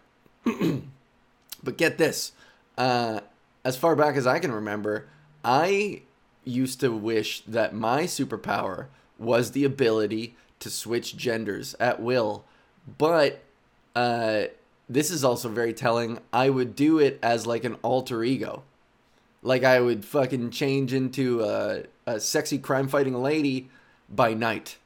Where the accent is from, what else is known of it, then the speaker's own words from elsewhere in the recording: Whitby, Ontario, Canada; growing up in Whitby, Ontario, suburban Whitby, Ontario, just outside of Toronto